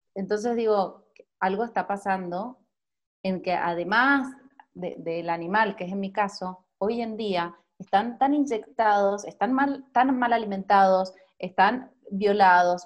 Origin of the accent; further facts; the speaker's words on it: Mendoza, Argentina; moved away as an adult; now in Mexico City, Mexico; soy de Mendoza, Argentina